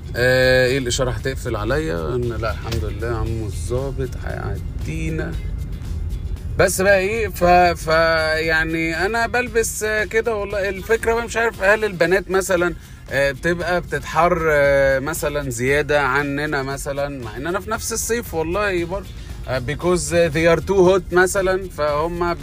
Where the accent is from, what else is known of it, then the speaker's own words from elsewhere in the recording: Alexandria Governorate, Egypt; احنا دلوقتي عندنا في اسكندريه